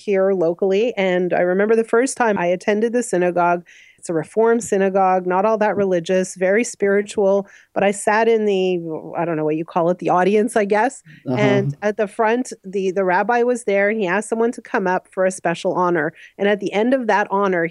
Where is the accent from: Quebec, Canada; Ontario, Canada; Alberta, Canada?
Quebec, Canada; Montreal; moved away as an adult; also born or lived in Ottawa; now in Toronto, Canada; I grew up in Montreal, actually, and then I've been living here for about 19 years